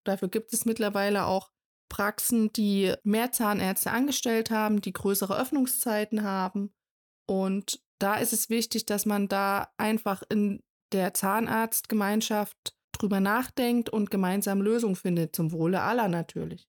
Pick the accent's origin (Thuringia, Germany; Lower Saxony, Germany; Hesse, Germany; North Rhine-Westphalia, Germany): Thuringia, Germany; bei uns in Thüringen